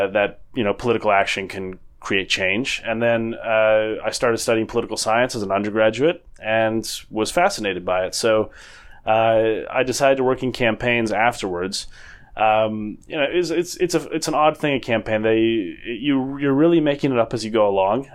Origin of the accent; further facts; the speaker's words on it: Minnesota, United States; moved away as an adult; also born or lived in New Zealand / Oxford; now in United Kingdom; I co-managed a campaign for governor in my home state of Minnesota